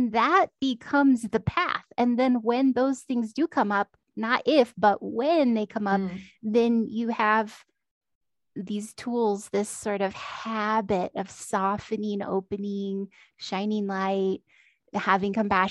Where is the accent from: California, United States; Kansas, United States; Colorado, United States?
California, United States; Central Valley of; moved away; I w went home to my hometown in the Central Valley of California